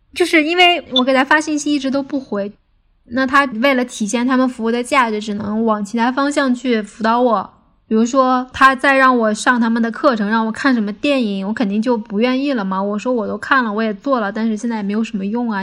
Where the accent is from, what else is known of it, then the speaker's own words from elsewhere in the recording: Beijing, China; 我来自北京，职业是一名影视行业的从业者